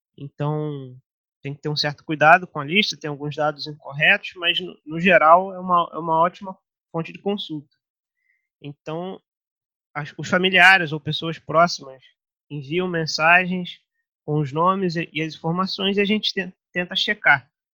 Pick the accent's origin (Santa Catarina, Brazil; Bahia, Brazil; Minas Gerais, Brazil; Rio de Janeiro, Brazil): Rio de Janeiro, Brazil; São Gonçalo; a gente cresceu em São Gonçalo